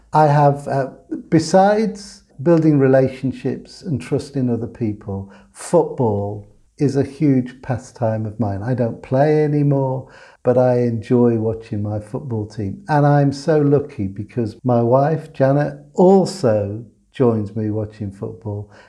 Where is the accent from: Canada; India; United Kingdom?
United Kingdom; England; I'm an English guy, but I'm an English guy that had a German mother by birth, a Latvian father, by adoption, a Welsh father, whose grandfather was Dutch